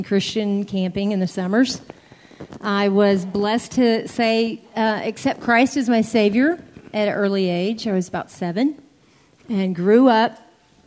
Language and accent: English; Austin, Texas, United States; I was raised in Austin with three brothers